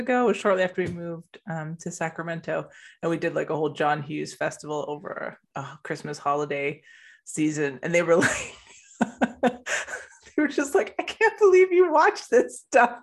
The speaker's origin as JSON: {"language": "English", "country": "Canada", "tie": "born or raised there", "said": "in Canada"}